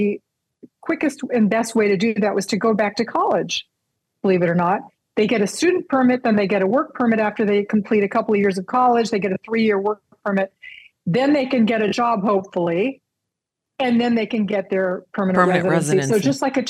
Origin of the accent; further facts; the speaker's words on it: United States; moved away as an adult; now in Canada; what we have at home